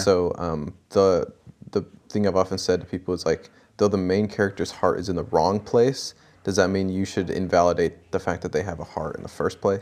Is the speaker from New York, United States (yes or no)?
no; Kent, Washington, United States; also born or lived in El Paso, Texas / Newberg, Oregon; my immediate family moved to Washington and stayed in Kent for most of the time